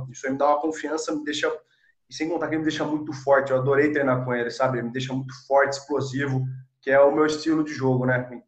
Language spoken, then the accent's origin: Portuguese; Sorocaba, São Paulo, Brazil; Isso, sou de Sorocaba.